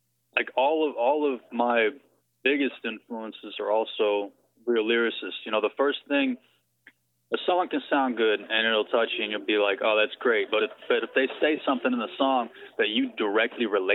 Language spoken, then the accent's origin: English; Dallas, Texas, United States; also born or lived in Conyers, Georgia; I was born in Conyers, Georgia, moved to Dallas when I was in elementary school. I've been here since then.